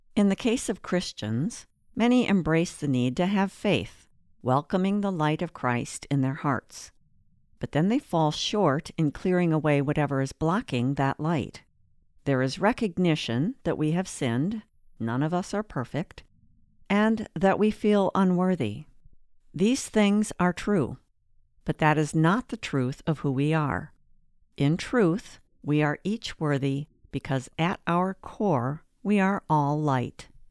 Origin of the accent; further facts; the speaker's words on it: northern Wisconsin, United States; moved away as an adult; also born or lived in Atlanta; I was raised in the Lutheran faith in a small city in northern Wisconsin